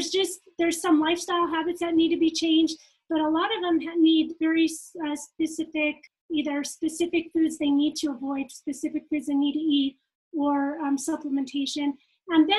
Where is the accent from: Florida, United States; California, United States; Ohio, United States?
California, United States; also born or lived in Japan; now in Utah, United States; I'm from California. Okay. And then I moved to Utah